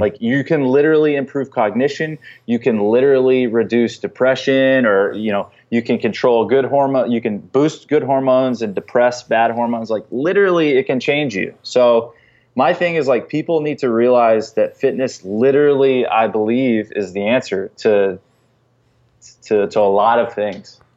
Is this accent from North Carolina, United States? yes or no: yes; North Carolina, United States; now in Chicago, United States; I grew up in North Carolina and we didn't have a pro team